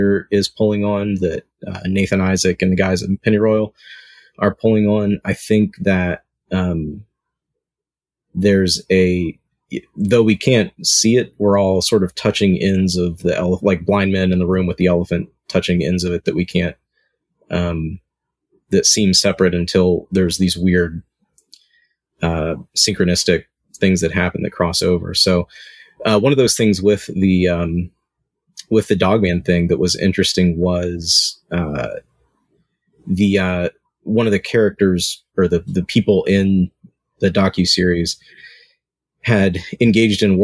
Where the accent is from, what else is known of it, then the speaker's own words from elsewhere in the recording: Southern West Virginia, United States; moved away; I grew up in Southern West Virginia